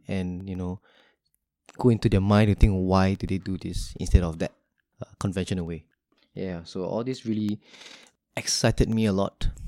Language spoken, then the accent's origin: English; Singapore